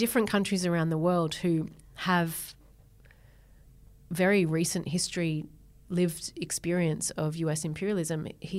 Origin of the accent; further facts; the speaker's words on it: Berry, New South Wales, Australia; So I grew up in Berry and I still go home to my dad's horse farm down there.